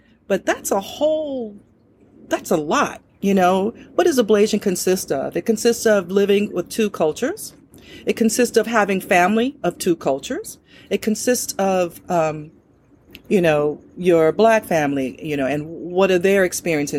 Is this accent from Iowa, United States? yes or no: no; Oakland, California, United States; I was born in Oakland, California